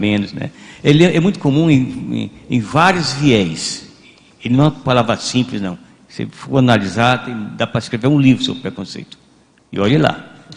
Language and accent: Portuguese; Brazil; nós aqui brasileiros